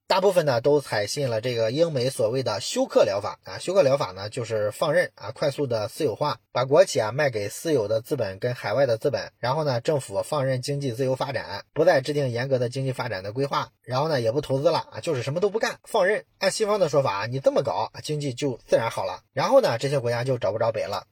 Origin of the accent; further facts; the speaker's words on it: China; 我们中国人